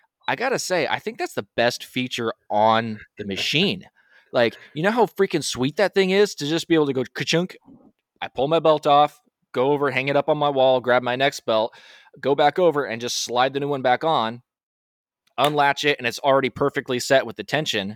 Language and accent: English; United States; I'm American.